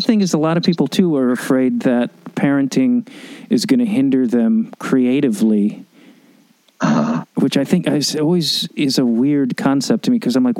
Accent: Chicago, Illinois, United States; Because I'm a Chicagoan.

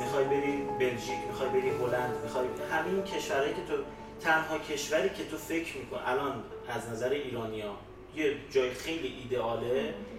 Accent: Iran; moved away as an adult; also born or lived in Austria; من از ایران میام

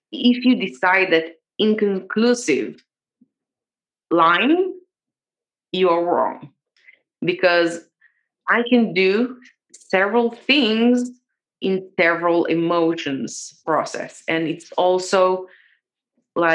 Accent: Israel; I grew up in Israel

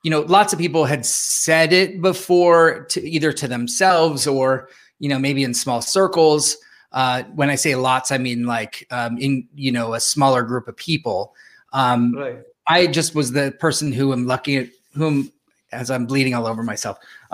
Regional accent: San Jose, California, United States; I grew up here in San Jose, California

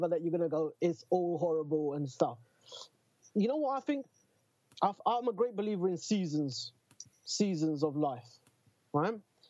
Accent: London, United Kingdom; I'm fucking born and bred in Newham

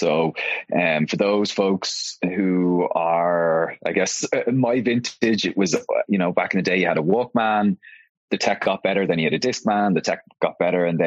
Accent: Dublin, Leinster, Ireland; I am born and raised in Dublin here in Ireland.

